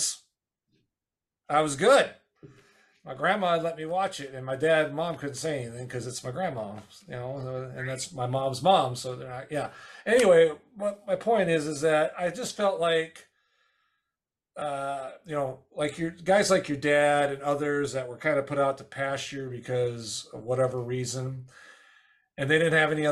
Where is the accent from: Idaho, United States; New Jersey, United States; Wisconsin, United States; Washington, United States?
Wisconsin, United States; I grew up in Wisconsin